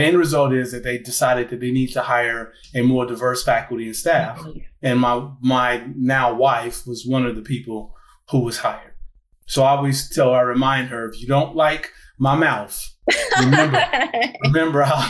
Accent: Gary, Indiana, United States; I'm originally from Gary, Indiana

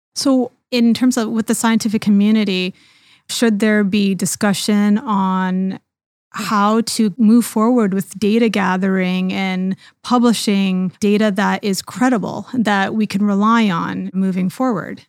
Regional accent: Canada; now in United States; I'm from Canada originally, but now I'm working here in the U S

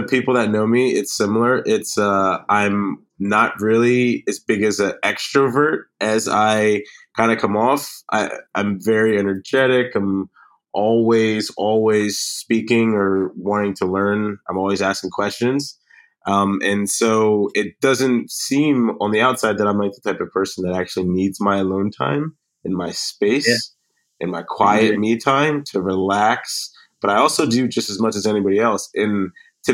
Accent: Delaware, United States; now in New York City, United States; I'm initially from Delaware

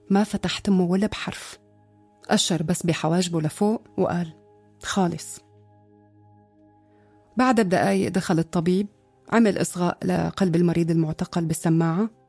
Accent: Syria; moved away; أنا طلعت من سوريا بداية سنة 2013

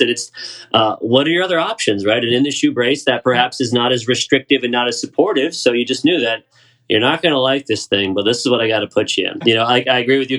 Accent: Raleigh, North Carolina, United States; I'm from Raleigh. I moved here when I was 10, so I did most of my growing up around here

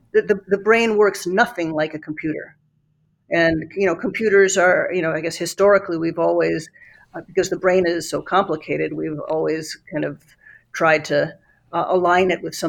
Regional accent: Italy; also born or lived in New York, United States; You know, I grew up in Italy. I grew up in New York. I don't feel like I'm a New Yorker. I don't feel like I am an Italian.

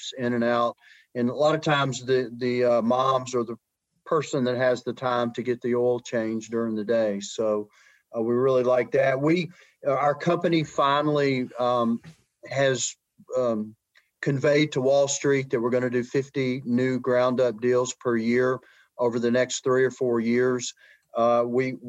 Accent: Mobile, Alabama, United States; moved away as an adult; also born or lived in Mississippi / the Carolinas; I grew up in South Alabama, Mobile, Alabama's home

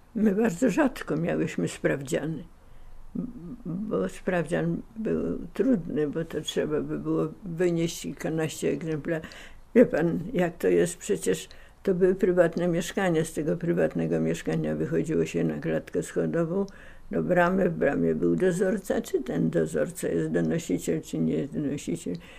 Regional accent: Warsaw, Masovian Voivodeship, Poland; dom, e, w którym mieszkaliśmy na Polnej, w którym się urodziłem na Polnej 46

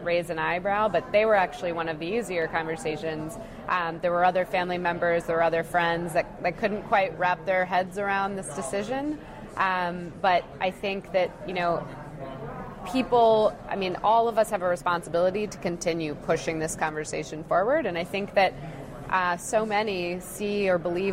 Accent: Massachusetts, United States; growing up in Massachusetts

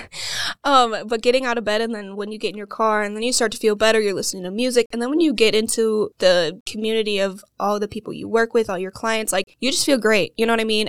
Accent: Waukesha, Wisconsin, United States; I'm from Waukesha, Wisconsin, and I have not left

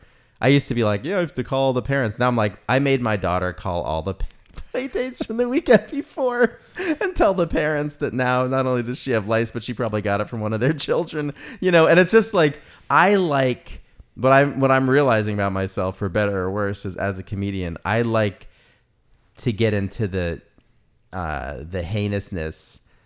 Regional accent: New York, United States; also born or lived in Los Angeles; I'm like from New York and LA, so I have both attitude problems

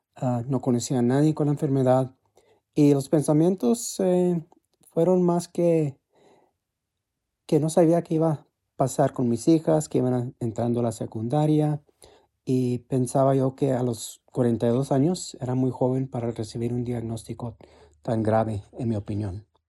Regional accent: United States; vivo en, Midland, en Texas. Uh, nacido aquí en los Estados Unidos

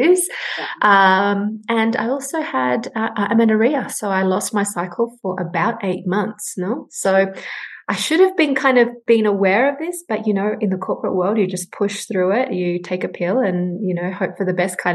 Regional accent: Sydney, New South Wales, Australia; moved away as an adult; now in Peru; So I was born here in Peru, and in the 90s, when terrorism broke out, my family and I migrated to Australia. Hence my accent.

